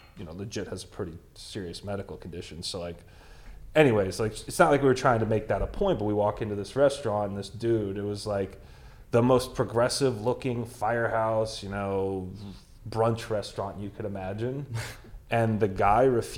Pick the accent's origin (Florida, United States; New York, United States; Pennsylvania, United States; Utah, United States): Florida, United States; we're from Florida